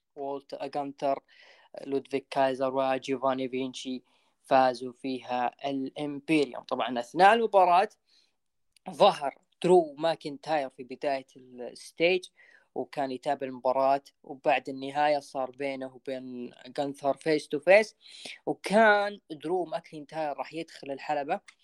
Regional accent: Saudi Arabia; عندنا بالسعوديه

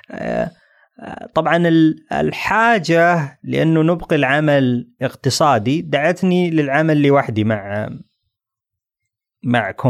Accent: Saudi Arabia

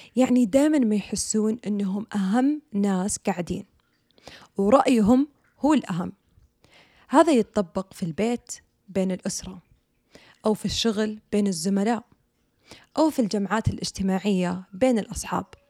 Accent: Saudi Arabia; عندنا بالسعودية

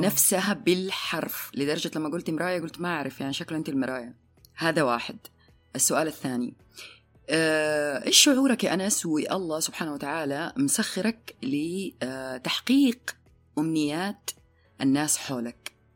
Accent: Hejaz, Saudi Arabia; احنا عندنا عندنا احنا مثل حجازي

